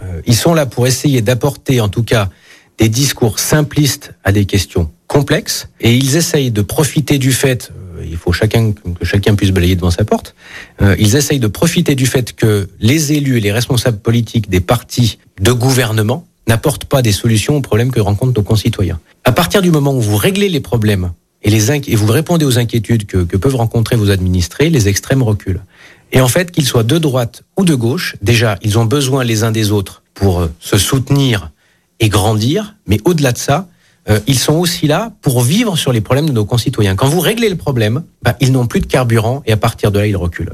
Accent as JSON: {"language": "French", "area": "Ain", "region": "Auvergne-Rhône-Alpes", "country": "France", "moved": "yes", "said": "je suis originaire de l'Ain"}